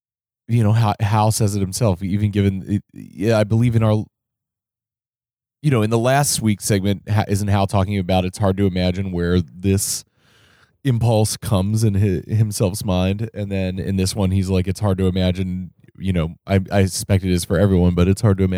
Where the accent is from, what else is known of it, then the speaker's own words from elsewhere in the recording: Cincinnati, Ohio, United States; now in San Diego, United States; as many of the things I grew up with in Cincinnati now exist in San Diego